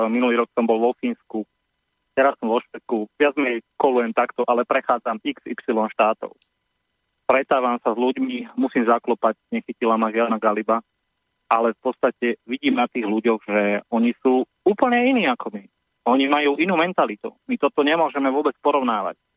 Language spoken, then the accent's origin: Slovak; Slovakia; sme Slováci